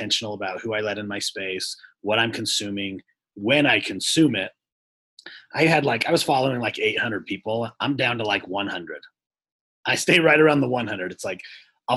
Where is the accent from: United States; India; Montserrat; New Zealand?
United States; Texas; I'm from Texas